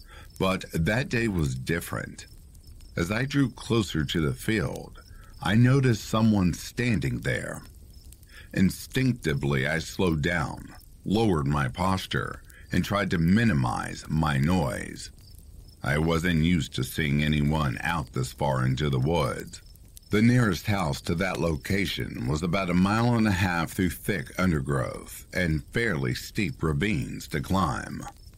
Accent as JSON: {"language": "English", "region": "Ohio", "country": "United States", "tie": "born or raised there", "said": "I grew up in the Midwest, Ohio to be more specific. The town, village as we grew up calling it, was not large by any means, around 40 to 50 people at most."}